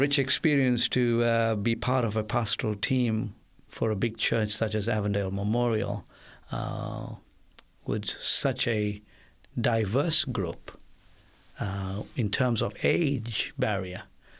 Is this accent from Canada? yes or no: no; India; now in Australia; Being an Indian as well, to let go was also painful. But the Lord has been so good that despite the fact that we don't have any families in Australia